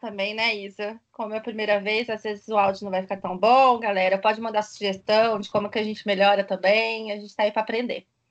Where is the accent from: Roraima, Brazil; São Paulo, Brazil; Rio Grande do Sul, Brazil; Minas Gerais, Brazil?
São Paulo, Brazil; Ribeirão Preto; also born or lived in São Carlos; voltei para minha cidade natal. Ah, eu sou de Ribeirão Preto, tá, gente? Interior de São Paulo.